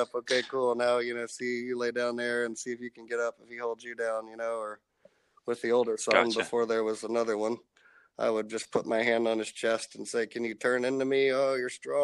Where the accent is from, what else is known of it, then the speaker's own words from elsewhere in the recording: Arlington, Texas, United States; Arlington, Texas, which is my hometown that I grew up